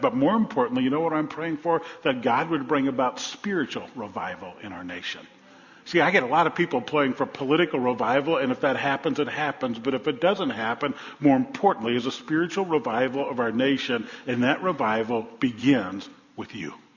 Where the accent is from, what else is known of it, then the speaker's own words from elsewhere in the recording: New Orleans, Louisiana, United States; When I was a kid growing up in New Orleans